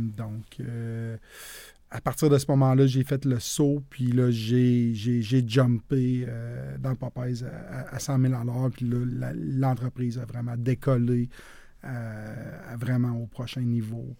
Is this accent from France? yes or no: no; Quebec City, Quebec, Canada; moved away as an adult; also born or lived in Saint-Romuald / Sainte-Foy-Sillery / Montreal; je suis originaire de la ville de Québec. Je suis né, j'ai grandi à saint ramual